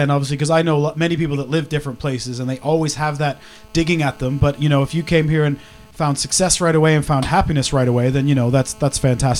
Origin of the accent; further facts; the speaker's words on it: Kitchener, Ontario, Canada; moved away as an adult; also born or lived in Toronto; Both my wife and uh-huh. myself are Canadians. Well, I'm a Canadian by proxy. I moved there very young. I lived in uh-huh. and around Toronto in Kitchener, Ontario.